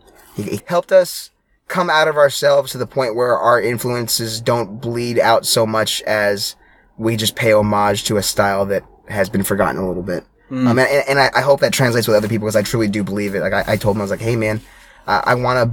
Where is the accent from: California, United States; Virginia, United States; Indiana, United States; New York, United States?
Indiana, United States; I grew up in Southern Indiana.